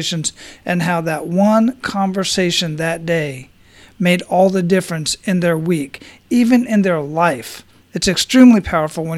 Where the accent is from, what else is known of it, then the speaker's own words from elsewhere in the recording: Phoenix, Arizona, United States; from Arizona, from Phoenix, where I grew up